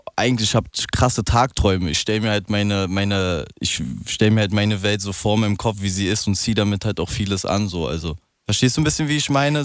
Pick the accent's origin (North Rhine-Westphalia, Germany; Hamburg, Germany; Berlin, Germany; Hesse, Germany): Berlin, Germany; Ich bin ja Berliner